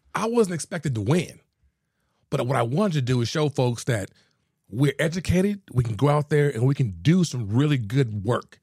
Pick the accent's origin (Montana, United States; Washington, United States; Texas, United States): Texas, United States; Houston; also born or lived in San Antonio; I'm originally from Houston, uh, born and raised